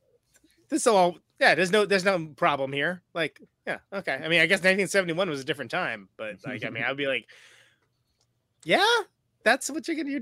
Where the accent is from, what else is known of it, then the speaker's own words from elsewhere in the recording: Oakland, California, United States; I'm from Oakland. That's just how I think, right?